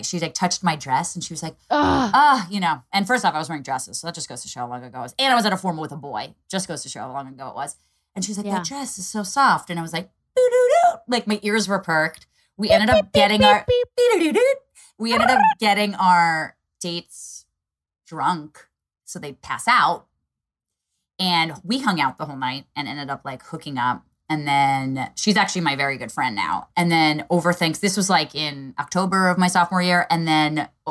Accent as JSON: {"language": "English", "region": "Northeast", "country": "United States", "tie": "born or raised there", "also_born_or_lived": "Eastern Pennsylvania", "said": "I grew up in the Northeast"}